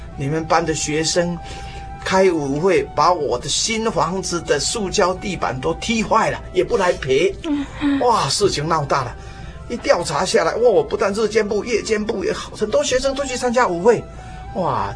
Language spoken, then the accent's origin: Chinese; Taipei, Taiwan; 我是土生土长，台北市的人啊。嗯哼。我从这个五岁到十二岁，啊，一共搬了七次家